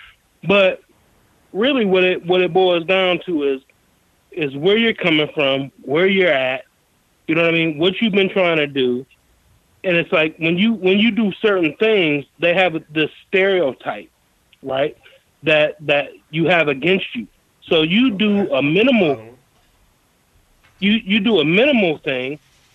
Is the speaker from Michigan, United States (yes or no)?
yes; Monroe, Michigan, United States; I'm from Monroe, Michigan.